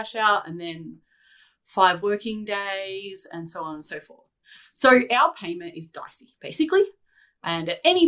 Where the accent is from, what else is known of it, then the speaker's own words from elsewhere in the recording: Australia; as an Australian